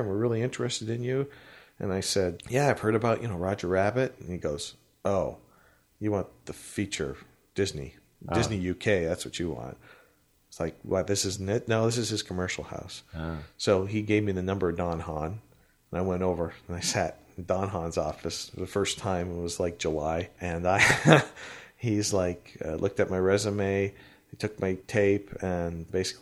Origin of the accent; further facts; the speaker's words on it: Canada; We're from Canada